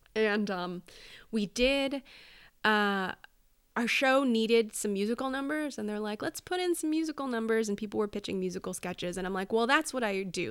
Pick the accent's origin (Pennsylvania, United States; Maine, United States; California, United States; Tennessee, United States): California, United States; Oak Park; moved away as an adult; also born or lived in New York; I was raised in Oak Park, California